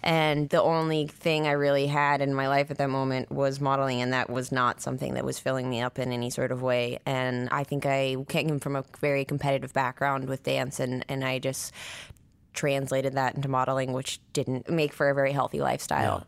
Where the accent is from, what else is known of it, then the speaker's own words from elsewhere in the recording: Nine Mile, near Missoula, Montana, United States; I was born in Montana, in Missoula. Well, I grew up, like, an hour outside of Missoula, a place called Nine Mile at first